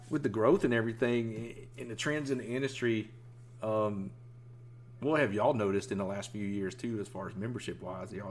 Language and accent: English; Florida, United States; also born or lived in Georgia; I grew up with it on the East Coast, Florida, and Georgia, and, and here, you know, since I've been here in '96.